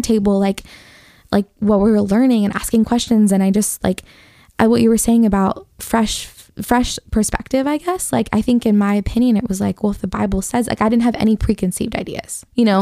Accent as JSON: {"language": "English", "town": "Detroit", "region": "Michigan", "country": "United States", "tie": "born or raised there", "said": "I grew up in Detroit"}